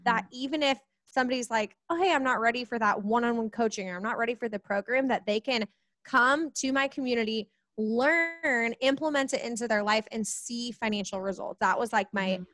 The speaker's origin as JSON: {"language": "English", "town": "Kansas City", "country": "United States", "said": "I am from Kansas City, right in the Midwest"}